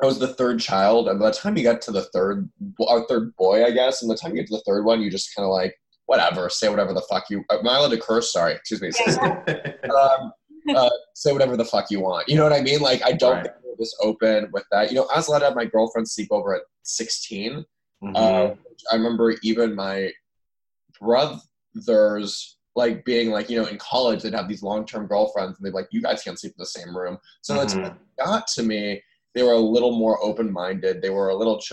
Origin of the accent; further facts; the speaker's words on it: Los Angeles, California, United States; I grew up in Los Angeles among kind of these very liberal, open-minded Jews.